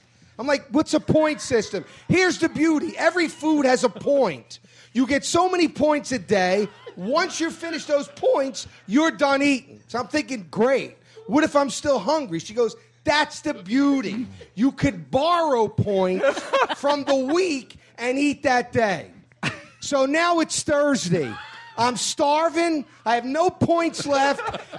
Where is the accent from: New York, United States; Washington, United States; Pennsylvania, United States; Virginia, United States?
Pennsylvania, United States; Philadelphia; I'm used to being heckled. I grew up in South Philly.